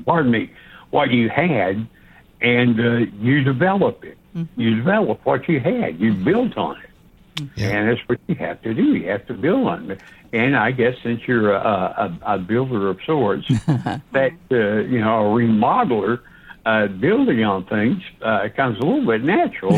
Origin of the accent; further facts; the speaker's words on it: Knoxville, Tennessee, United States; also born or lived in Atlanta; I'm a Knoxville guy